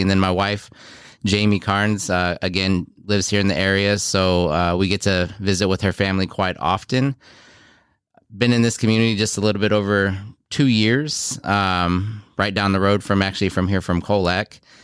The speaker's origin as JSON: {"language": "English", "town": "Houston", "region": "Texas", "country": "United States", "tie": "born or raised there", "also_born_or_lived": "South Korea / Iowa", "moved": "as an adult", "lives_now": "Beloit, United States", "said": "Grew up mostly in Houston"}